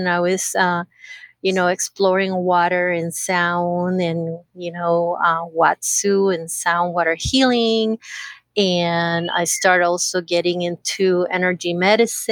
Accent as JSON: {"language": "English", "country": "Costa Rica", "also_born_or_lived": "San Diego, California, United States", "moved": "yes", "said": "I used to live in California, but I'm originally from Costa Rica. But I lived about 30 plus years in California"}